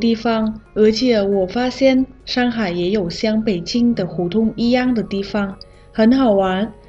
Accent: Vietnam; Chinese is a second language; 我是来自越南的

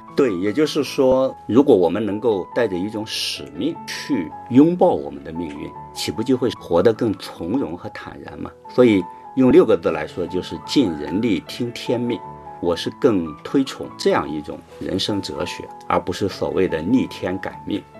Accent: China; 我们中国人常说“养儿养老”

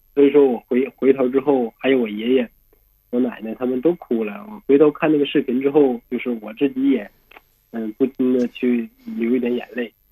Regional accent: Northeast China, China; 因为我是东北人嘛

